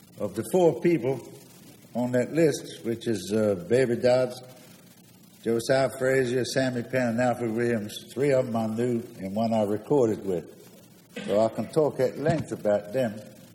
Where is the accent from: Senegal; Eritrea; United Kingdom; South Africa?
United Kingdom; London; now in United States; I'm a drummer. I came from London.